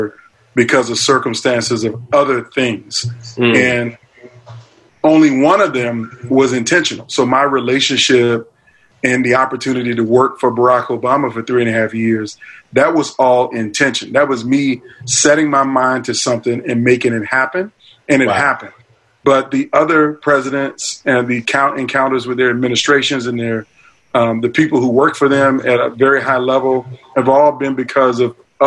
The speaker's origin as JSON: {"language": "English", "town": "Norfolk", "region": "Virginia", "country": "United States", "tie": "born or raised there", "said": "my hometown of Virginia Beach, Virginia, really Norfolk, Virginia"}